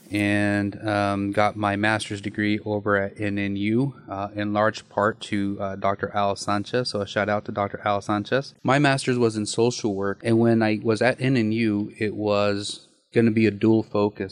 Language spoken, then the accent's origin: English; Nyssa, Oregon, United States; now in Kuna, United States; Born and raised in Nyssa, Oregon